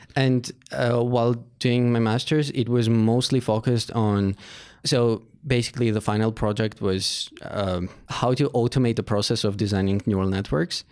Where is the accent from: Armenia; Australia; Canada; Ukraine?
Armenia; Yerevan; I was born in Armenia, Yerevan. So, I went to school in Aipo High School